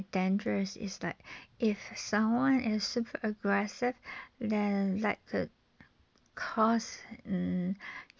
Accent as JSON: {"language": "English", "country": "Taiwan", "said": "from Taiwan"}